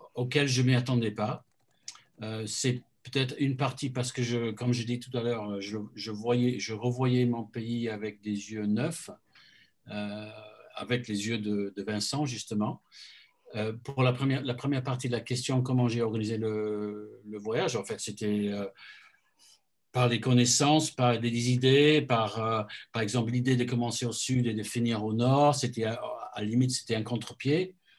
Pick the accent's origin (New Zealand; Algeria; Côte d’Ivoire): New Zealand; Christchurch, Canterbury; now in France; chez moi à Christchurch